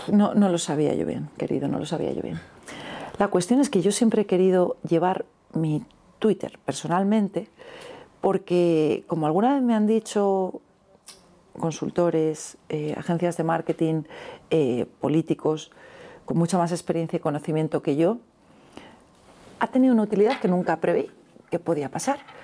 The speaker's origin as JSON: {"language": "Spanish", "town": "Alicante", "region": "Valencian Community", "country": "Spain", "also_born_or_lived": "Andalusia", "said": "soy alicantina de origen, pero políticamente soy andaluza"}